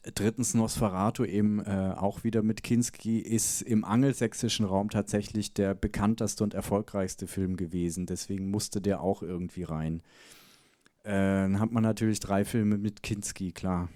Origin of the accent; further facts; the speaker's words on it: Bavaria, Germany; ich komme aus dem Nachbartal, wo er aufgewachsen ist, bin ich geboren worden und aufgewachsen.